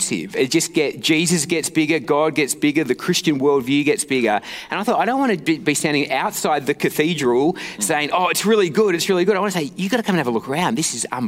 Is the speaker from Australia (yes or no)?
yes; Perth, Western Australia, Australia; I'm from Perth.